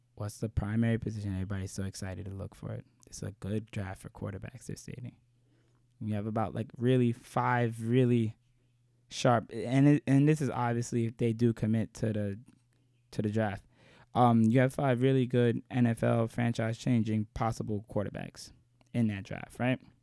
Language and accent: English; New York, United States; I'm from New York